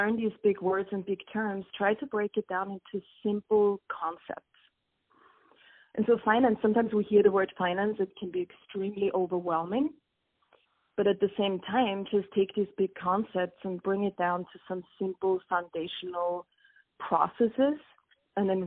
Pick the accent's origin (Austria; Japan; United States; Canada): Austria; moved away as an adult; I actually attended a business school in my home country of Austria